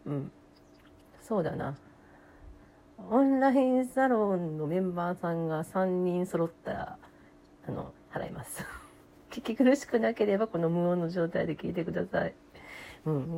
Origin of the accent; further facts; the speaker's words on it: Kansai, Japan; accent: Kansai dialect; 関西人なんで、関西弁で喋ります。